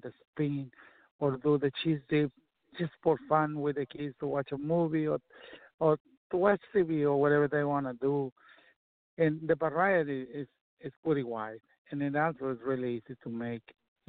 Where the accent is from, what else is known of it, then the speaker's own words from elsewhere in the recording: Texas, United States; I grew up in Texas, and I played music while I worked and did a bunch of other stuff along the way.